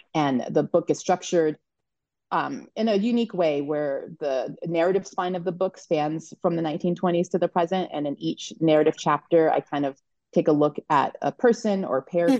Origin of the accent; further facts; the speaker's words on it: Colorado, United States; I grew up in Colorado um, as part of a family that originated in Alabama